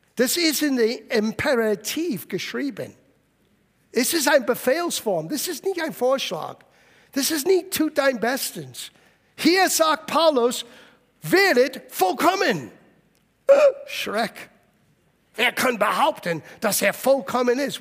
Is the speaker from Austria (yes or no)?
no; United States; German is a second language; now in Germany; Ich bin in Amerika aufgewachsen